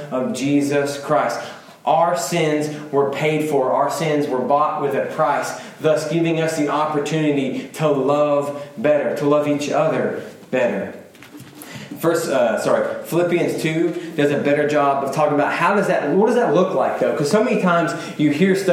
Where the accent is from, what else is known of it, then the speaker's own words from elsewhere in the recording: United States; I'm an American.